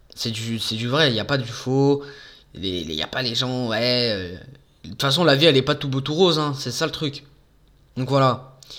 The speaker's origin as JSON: {"language": "French", "town": "Marseille", "region": "Provence-Alpes-Côte d'Azur", "country": "France", "tie": "born or raised there", "also_born_or_lived": "Bourgoin-Jallieu", "moved": "yes", "said": "moi, je suis né à Marseille. J'habitais euh, pendant 12 ans à Marseille j'ai fait ma vie à Marseille"}